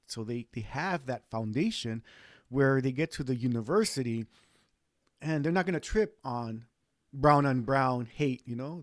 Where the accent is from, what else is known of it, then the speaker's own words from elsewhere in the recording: East Los Angeles, California, United States; now in Central Valley, United States; I was born and raised in East